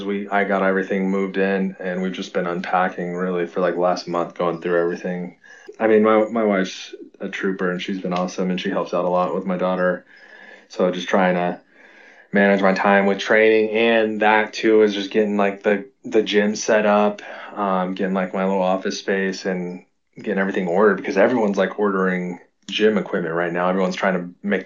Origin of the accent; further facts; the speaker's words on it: Salinas, California, United States; we're both from Salinas here in California